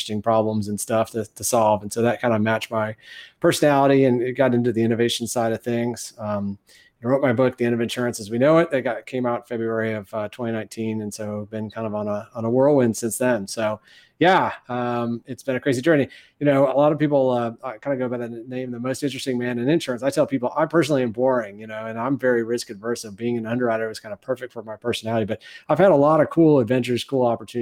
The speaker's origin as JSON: {"language": "English", "town": "Ann Arbor", "region": "Michigan", "country": "United States", "tie": "born or raised there", "moved": "as an adult", "lives_now": "San Antonio, United States", "said": "Born and raised in Michigan, went to high school in Ann Arbor"}